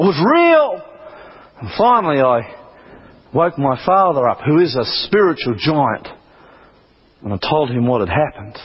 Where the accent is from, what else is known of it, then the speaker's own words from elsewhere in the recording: Australia; I'm from Australia